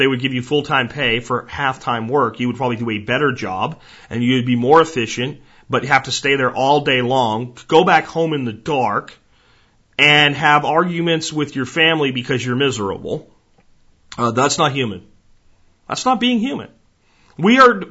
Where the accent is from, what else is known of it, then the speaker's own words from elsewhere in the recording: Pennsylvania, United States; When I grew up in Pennsylvania